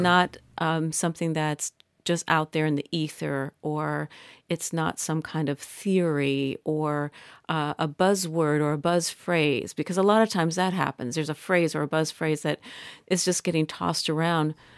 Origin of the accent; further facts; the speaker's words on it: Midwest, United States; I'm from the Midwest